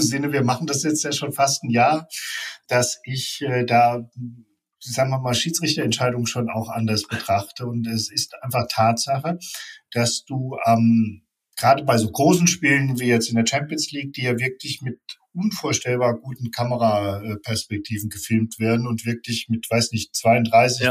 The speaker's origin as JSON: {"language": "German", "town": "Offenbach am Main", "region": "Hesse", "country": "Germany", "said": "Ich komme aus Offenbach"}